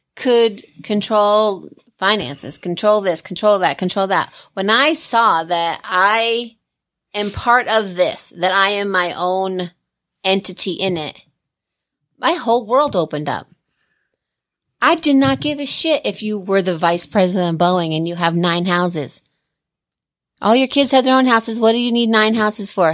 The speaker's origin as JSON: {"language": "English", "region": "Pennsylvania", "country": "United States", "tie": "born or raised there", "also_born_or_lived": "Pocono Mountains", "moved": "yes", "lives_now": "Colorado, United States", "said": "I grew up in Pennsylvania for, like, ten years"}